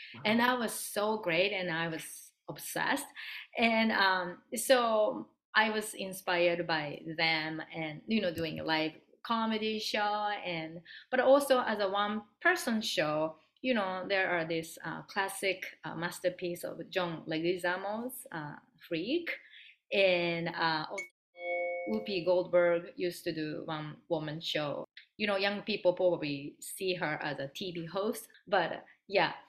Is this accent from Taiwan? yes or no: no; Japan; English is a second language; moved away; also born or lived in San Francisco; growing up in Japan